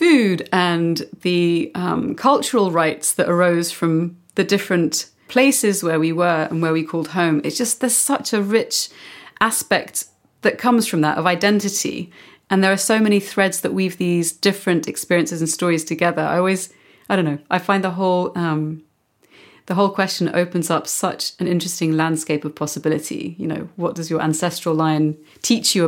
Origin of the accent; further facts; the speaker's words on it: London, United Kingdom; now in Barcelona, Spain; my home country, which is the UK, especially in London, North London, where I was born